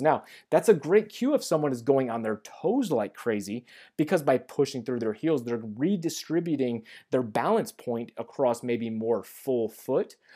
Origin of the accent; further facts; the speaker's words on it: St. Louis, Missouri, United States; also born or lived in Kansas City; I have moved from Kansas City back to my hometown of Saint Louis